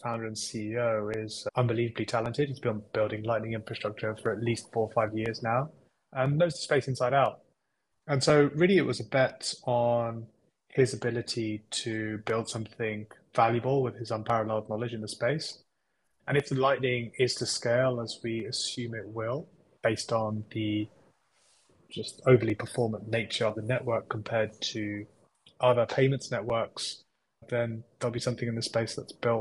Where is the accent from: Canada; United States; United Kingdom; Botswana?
United Kingdom; also born or lived in Cambridge, England / India (ancestry); I'm British Indian